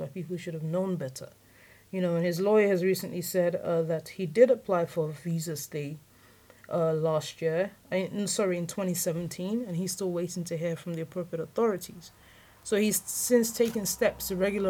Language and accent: English; London, United Kingdom; also born or lived in Lagos Island, Nigeria; I certainly have definite memories of another place where I was raised on Lagos Island. But I feel like as an adult, I'm a Londoner